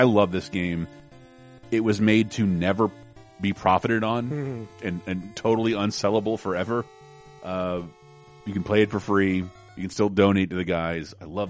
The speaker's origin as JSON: {"language": "English", "town": "Wakulla Springs", "region": "Florida", "country": "United States", "tie": "born or raised there", "said": "my hometown in Wakulla Springs, Florida"}